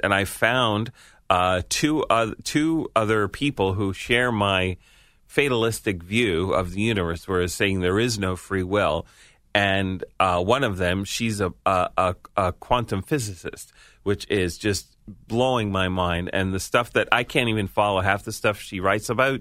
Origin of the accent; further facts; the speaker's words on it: New York, United States; being a New Yorker